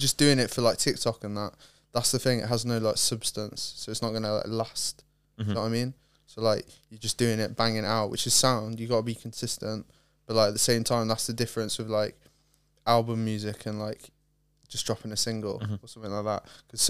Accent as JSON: {"language": "English", "town": "Lake Tahoe", "region": "California", "country": "United States", "tie": "born there", "also_born_or_lived": "Ohio / Ireland", "said": "I was born in Cali, Lake Tahoe, California, and then moved to Ohio, and then moved to Ireland, and moved here."}